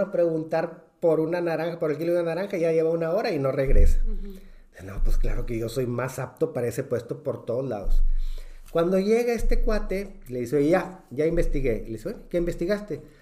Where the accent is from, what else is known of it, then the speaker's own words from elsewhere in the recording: Mexico; como buenos mexicanos